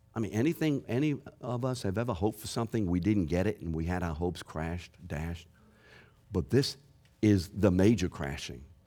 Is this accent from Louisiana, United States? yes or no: yes; New Orleans, Louisiana, United States; I'm from New Orleans.